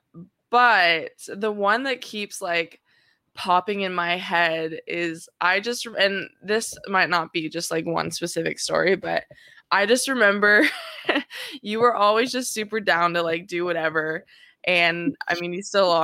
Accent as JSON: {"language": "English", "area": "Orange County", "region": "California", "country": "United States", "tie": "born or raised there", "said": "growing up in Orange County as like a Black biracial woman"}